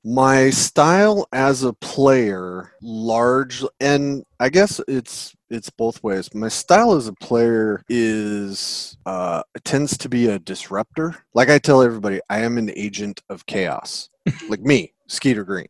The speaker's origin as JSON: {"language": "English", "town": "Seattle", "region": "Washington", "country": "United States", "said": "I'm from Seattle, Pacific Northwest"}